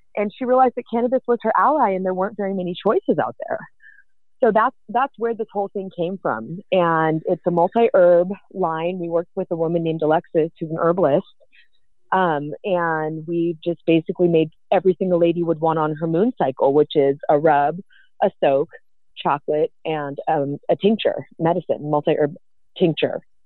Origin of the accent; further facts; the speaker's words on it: the Bay Area, California, United States; I'm from the Bay, born and raised